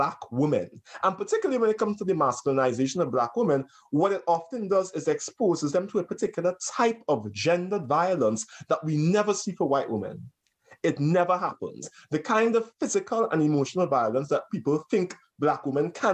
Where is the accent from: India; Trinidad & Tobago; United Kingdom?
Trinidad & Tobago; now in United States; when I was growing up in Trinidad